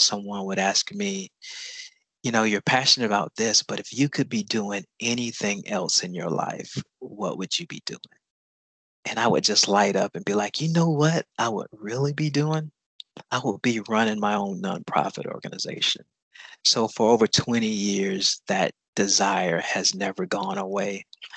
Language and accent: English; Augusta, Georgia, United States; I am from the Augusta area